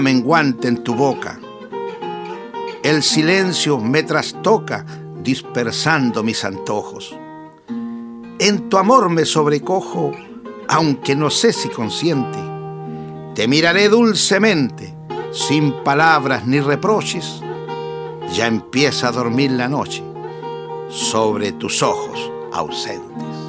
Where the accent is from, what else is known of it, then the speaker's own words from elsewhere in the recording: Sauzal, Maule, Chile; En Sausal, mi pueblo natal